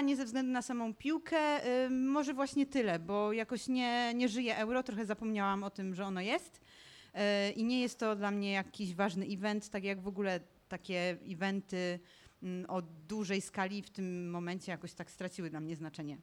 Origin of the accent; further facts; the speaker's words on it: Tarnowskie Góry, Silesian Voivodeship, Poland; jestem ze Śląska